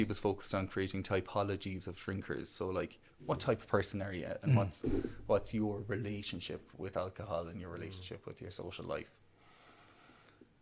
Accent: County Clare, near Ballyvaughan, Munster, Ireland; moved away as an adult; now in Cork, Ireland; I grew up in Arclear, close to Ballyvaughan, so almost on the Galway border

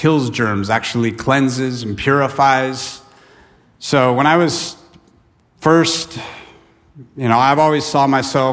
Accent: the Sierras, California, United States; I grew up in the Sierras, you know, it would get hot, triple digits, and the river that I went to was fed by the glacier out of Yosemite, in the Merced River

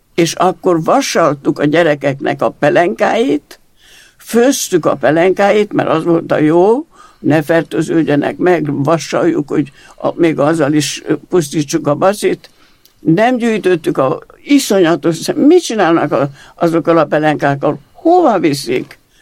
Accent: Regat, Romania; first language Hungarian; also born or lived in Transylvania; now in Érd, Hungary; 21-ben születtem, 24-ben Erdőből bekerültünk a regátba, egy egész új környezetben, és mint magyar nem tudtam a nyelvet

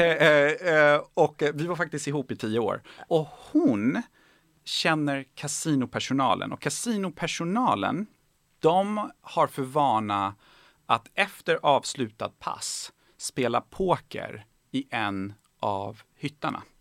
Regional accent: Bjuv, Skåne, Sweden; also born or lived in Tehran, Iran / Kalmar; när jag var fem så eh, landade vi i Helsingborg. Mm. Eh, i en väldigt liten ort som heter Bjuv

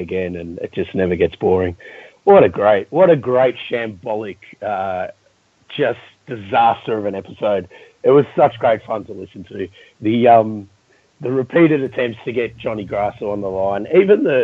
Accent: Melbourne, Victoria, Australia; growing up in Melbourne

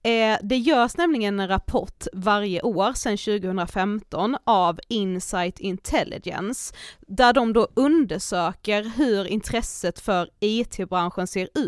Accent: Blekinge, Sweden; moved away; hör ju att jag är från Blekinge.

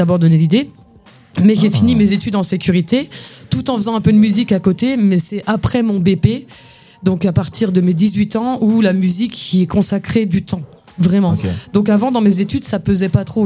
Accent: near Saint-Dié-des-Vosges, Grand Est, France; also born or lived in Épinal; moi, je suis né à Épinal, mais j'ai grandi à côté de Saint-Dié-des-Vosges

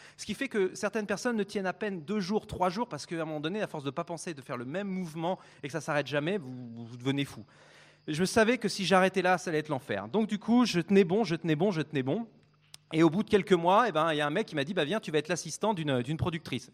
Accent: France; je suis français

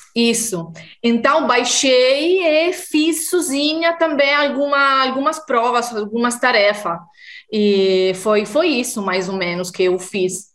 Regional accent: Italy; Portuguese is a second language; also born or lived in Mozambique; sou italiana como o Paulo e moro no norte da Itália, perto de Milão

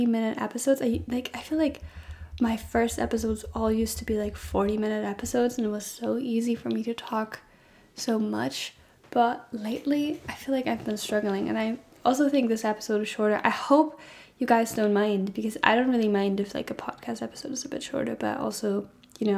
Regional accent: Germany; moved away as an adult; now in Scotland, United Kingdom; I study in Scotland and I'm originally from Germany. So I'm studying abroad and I moved abroad for this as well

